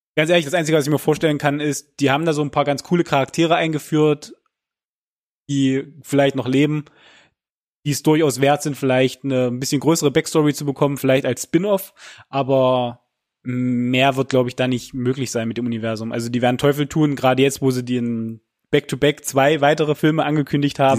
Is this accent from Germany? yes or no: yes; Germany; bei uns in Deutschland